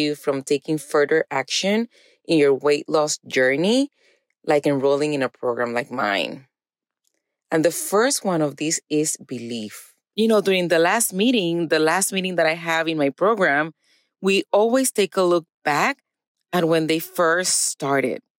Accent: Puerto Rico; now in East Texas, United States; I was born and raised in Puerto Rico

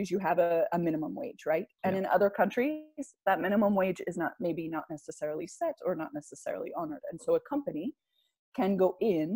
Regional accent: United States; also born or lived in Salt Lake City; I'm from the United States

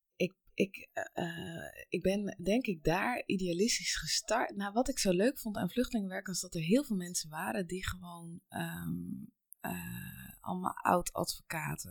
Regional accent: Noorden, South Holland, Netherlands; also born or lived in Colombia; Ik kom uit eh, ehm, Noorden en dat is een heel klein plaatsje eh, in, bij de Nieuwkoopse helemaal in het weiland, vrij en vol natuur. En ik ben geboren in Colombia.

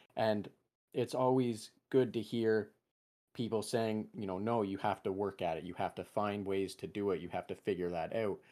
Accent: England, United Kingdom; first language English; being English, or having English as my primary language

